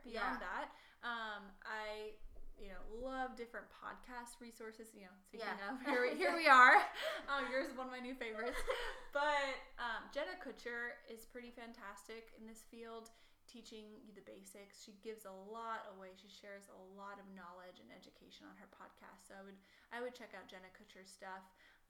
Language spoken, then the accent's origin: English; Charlotte, North Carolina, United States; also born or lived in Wisconsin; Yes, so I was actually born in Wisconsin. Just a little known fact. I was there for like 2 years. But I consider myself a Carolinian.